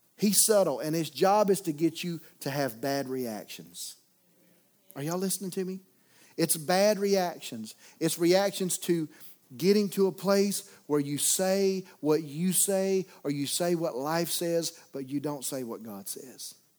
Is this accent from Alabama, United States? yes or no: yes; Mobile area, Alabama, United States; moved away; We were in my hometown